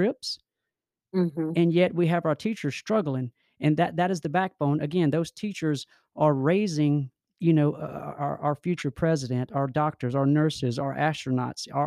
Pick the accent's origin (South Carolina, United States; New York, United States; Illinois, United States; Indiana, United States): South Carolina, United States; Fairfield County; I'm from Fairfield County, and my office is down here in Columbia